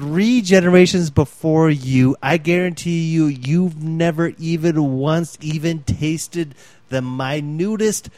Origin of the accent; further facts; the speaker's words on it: Fargo, North Dakota, United States; We're from Fargo, North Dakota.